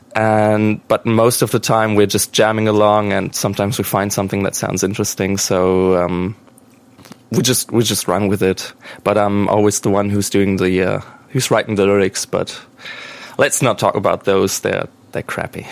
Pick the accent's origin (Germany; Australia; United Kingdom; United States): Germany; English is a second language; we're from Germany